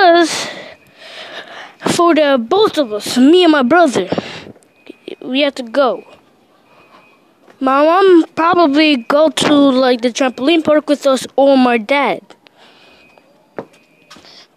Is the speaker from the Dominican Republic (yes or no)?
yes; Dominican Republic; moved away; my hometown, Dominican Republic